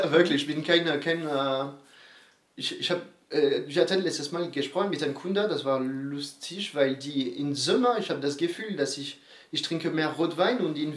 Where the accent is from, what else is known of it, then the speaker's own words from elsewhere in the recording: Bordeaux, Nouvelle-Aquitaine, France; German is a second language; Aber das ist gleich, wir kommen aus Bordeaux, du, äh, du wohnst äh, alle drei Kilometer maximal aus einem Weingut